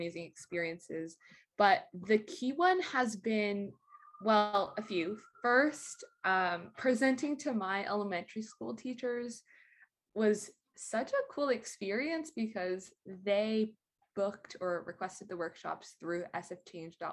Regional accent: San Francisco, California, United States; growing up in San Francisco

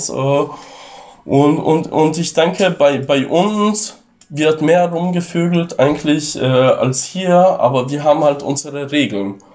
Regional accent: Italy; ich wurde hier als Italiener mal als animalisch bezeichnet

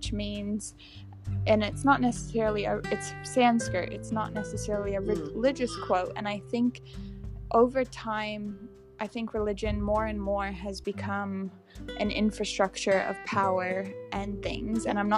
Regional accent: England, United Kingdom; But I'm English, so I say food.

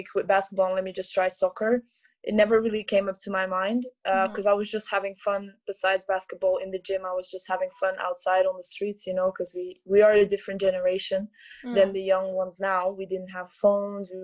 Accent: Belgium; moved away as an adult; now in Zaragoza, Spain; I'm from Belgium.

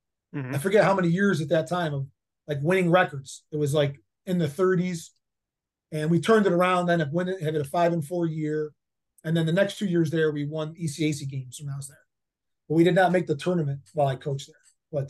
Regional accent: Rochester, New York, United States; I'm from Rochester.

